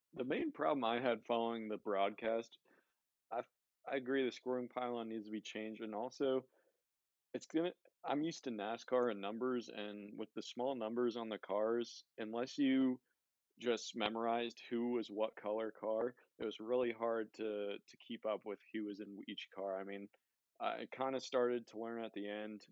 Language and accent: English; near Philadelphia, Pennsylvania, United States; I grew up near Philadelphia, so I was a Phillies fan